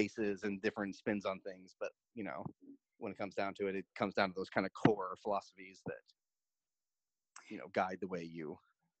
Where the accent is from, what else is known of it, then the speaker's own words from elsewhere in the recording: St. Louis, Missouri, United States; I was from St. Louis